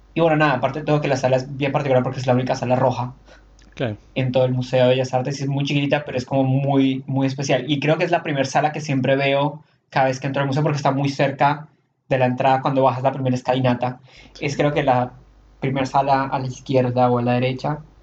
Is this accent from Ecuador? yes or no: no; Colombia; now in Argentina; todas las personas que venimos de Colombia, Venezuela, ese tipo de lugares